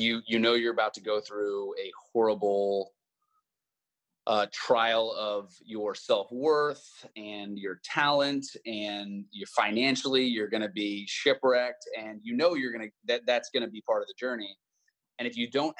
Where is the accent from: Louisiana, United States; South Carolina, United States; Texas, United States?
Texas, United States; Austin; I got to participate in some movies growing up in Austin